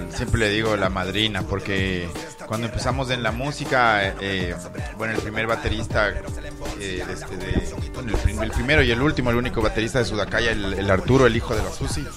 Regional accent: Ambato, Tungurahua, Ecuador; moved away; aquí en mi tierra

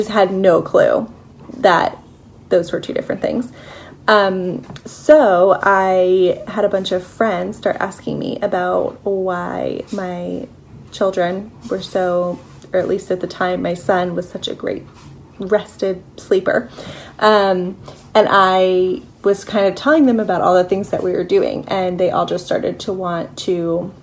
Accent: Philadelphia, Pennsylvania, United States; I am from Philadelphia. I live here with my husband

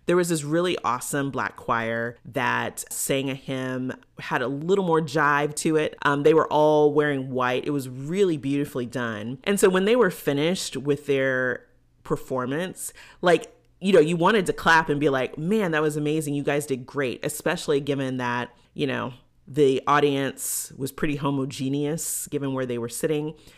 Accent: United States

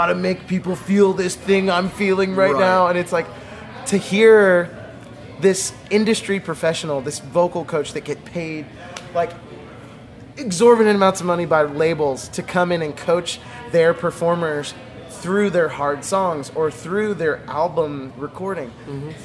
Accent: the South, United States; I grew up in the South

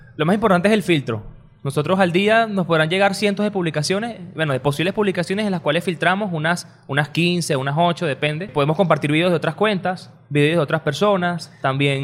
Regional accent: Caracas, Capital District, Venezuela; todo el mundo dice aquí en Caracas.

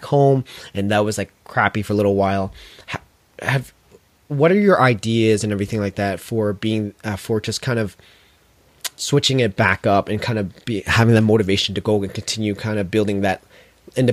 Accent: London, Ontario, Canada; my hometown, London, Ontario

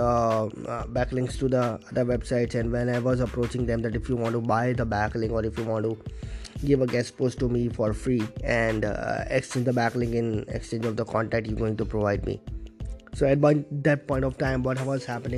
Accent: Vadodara, Gujarat, India; I am from Vadodara, Gujarat, India.

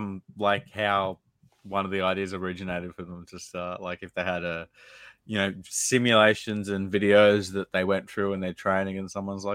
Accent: Canada; I'm Canadian.

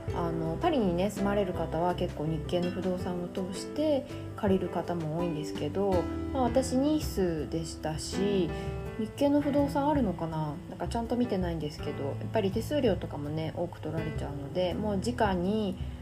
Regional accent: Japan; moved away as an adult; also born or lived in South of France; 私日本人なので

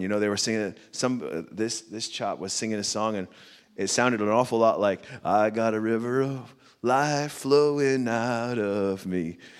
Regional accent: United States; I'm American, I have six children

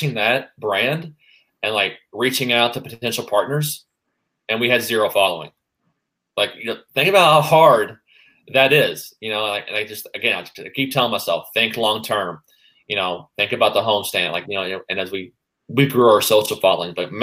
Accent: Kentucky, United States; I'm from Kentucky

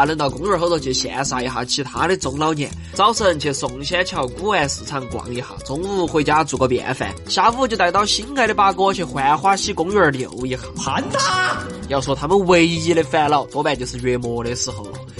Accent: Chengdu, Sichuan, China; 我们成都人每家每户至少两个起步。

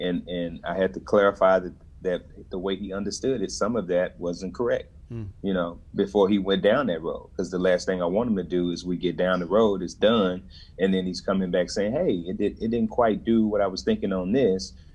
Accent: Dallas, Texas, United States; I'm from Dallas originally

